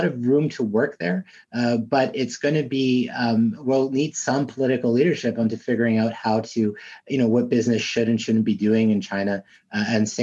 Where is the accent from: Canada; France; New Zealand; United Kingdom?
Canada; Montreal, Quebec; I grew up in Montreal